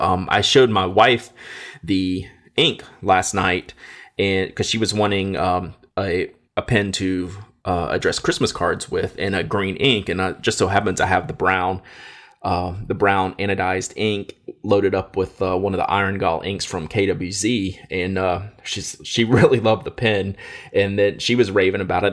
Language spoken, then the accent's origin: English; Louisiana, United States; I'm from Louisiana